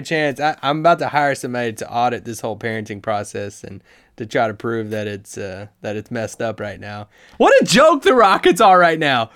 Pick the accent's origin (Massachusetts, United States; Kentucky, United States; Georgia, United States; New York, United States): Kentucky, United States; now in Dallas, United States; I drove, uh, from Dallas, Texas to my hometown here in Kentucky